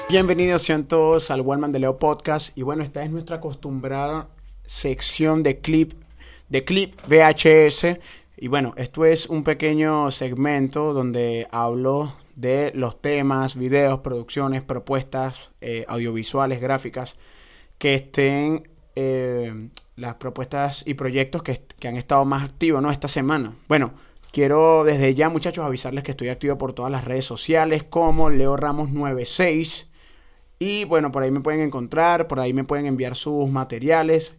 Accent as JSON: {"language": "Spanish", "area": "Valles del Tuy", "region": "Miranda", "country": "Venezuela", "said": "de donde yo soy, de los valles del Tuy"}